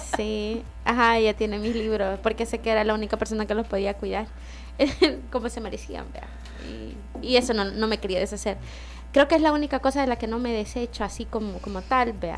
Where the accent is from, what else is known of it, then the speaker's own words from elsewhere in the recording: El Salvador; sos mujer salvadoreña